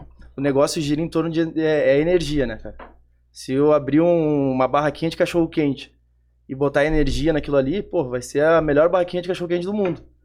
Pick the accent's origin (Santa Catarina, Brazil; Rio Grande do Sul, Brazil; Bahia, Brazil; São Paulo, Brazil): Rio Grande do Sul, Brazil; Porto Alegre; eu sou de Porto Alegre, sou da Zona Sul de Porto Alegre